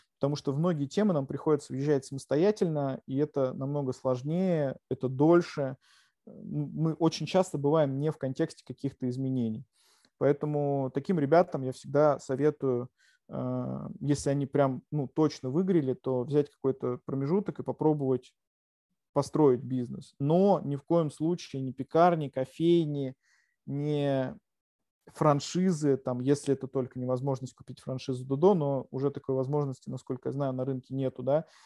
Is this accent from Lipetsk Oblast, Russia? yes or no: yes; Yelets, Lipetsk Oblast, Russia; now in Moscow, Russia; я сам родом из Ельца, из провинции